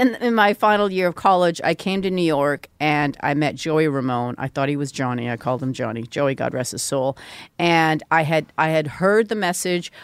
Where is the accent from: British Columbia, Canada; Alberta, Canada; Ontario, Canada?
British Columbia, Canada; Vancouver; I grew up in Vancouver